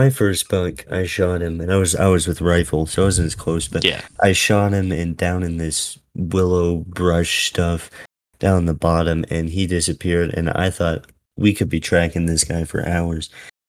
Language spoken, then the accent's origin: English; Southwest, United States; Obviously, I'm from the Southwest, a lot of desert down here.